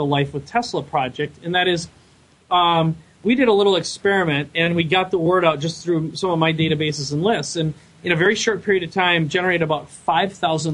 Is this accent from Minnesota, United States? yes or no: yes; Minnesota, United States; now in San Diego, United States; I live in San Diego now. I'm originally from Minnesota.